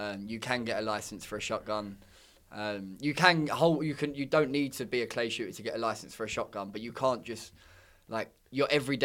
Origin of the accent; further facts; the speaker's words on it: London, United Kingdom; I'm from London